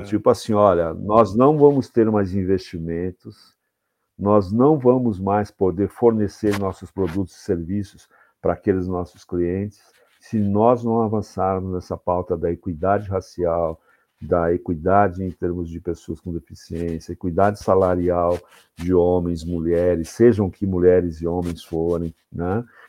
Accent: São Paulo, Brazil; moved away as an adult; now in Jundiaí, Brazil; sou paulistano, sou da capital de São Paulo, mas moro há 11 anos na cidade de Jundiaí

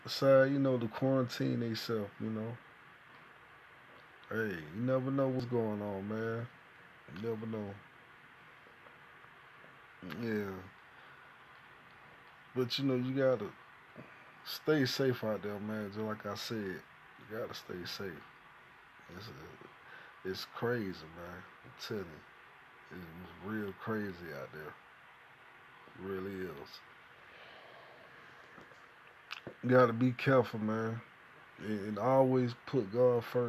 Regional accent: United States; I'm from the United States of America

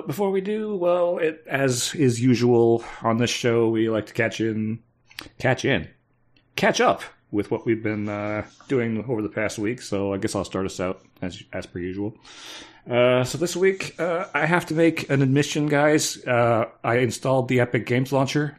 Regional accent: Canada; I'm Canadian.

